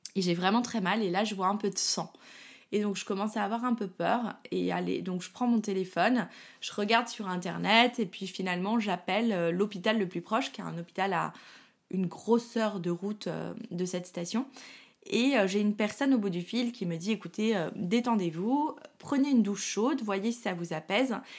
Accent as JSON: {"language": "French", "town": "Paris", "region": "Île-de-France", "country": "France", "said": "moi, je suis parisienne"}